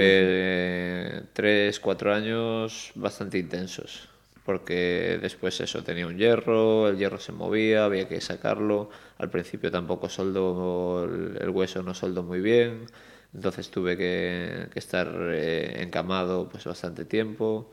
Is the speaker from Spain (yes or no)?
yes; Marín, Galicia, Spain; yo nací en Marín, en, Mogor, eh, parte de mi familia es allí